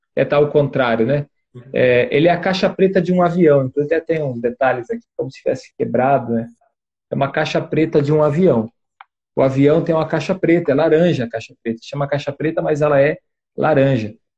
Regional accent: western Paraná, Brazil; Eu sou do, do oeste do Paraná

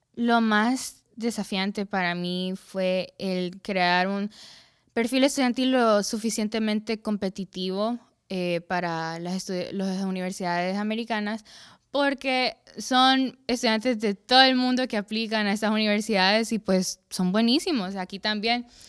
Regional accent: La Lima, Cortés, Honduras; also born or lived in San Pedro Sula; Nací aquí en San Pedro Sula, pero me crié en La Lima, porque mi colegio está allá en La Lima y pues allá pasé casi toda mi vida

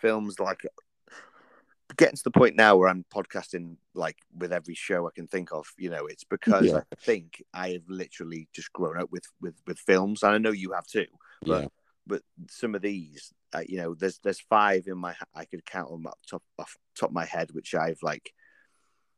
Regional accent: Llandudno, Wales, United Kingdom; back in my hometown

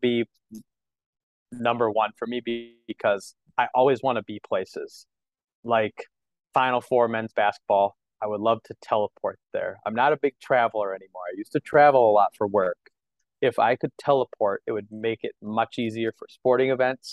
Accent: Madison, Wisconsin, United States; growing up in Madison. I went to Edgewood

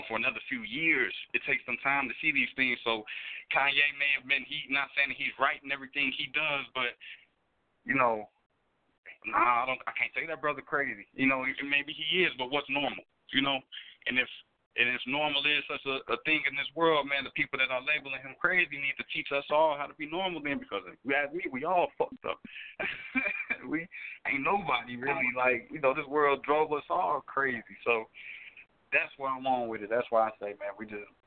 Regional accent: Chicago, Illinois, United States; me being from Chicago

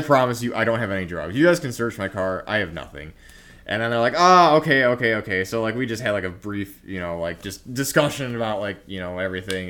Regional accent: Indiana, United States; I'm from Indiana

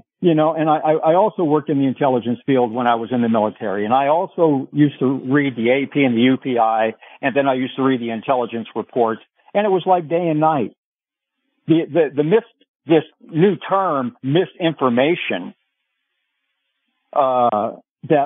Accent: Hawaii, United States; moved away; also born or lived in Las Vegas, Nevada; I grew up in Hawaii and Vegas

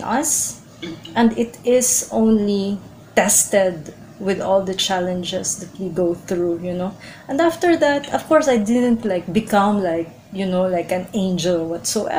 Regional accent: Philippines; I'm Filipino and I love being Filipino.

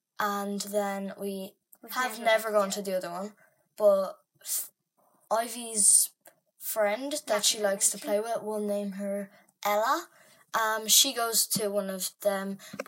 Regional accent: County Meath, Ireland; born or raised there

